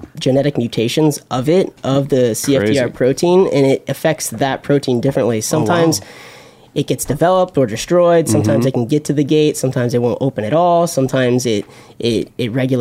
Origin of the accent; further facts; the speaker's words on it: Florida, United States; moved away as an adult; now in New York City, United States; I grew up in Florida. I was born and raised in Florida, and I lived like 10 minutes from the beach